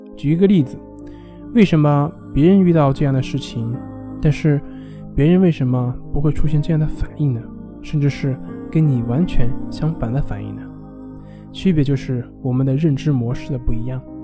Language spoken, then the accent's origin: Chinese; China; 我们中国人